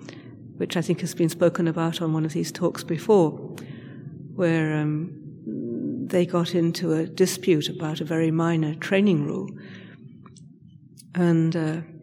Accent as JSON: {"language": "English", "country": "United Kingdom", "said": "I'm British"}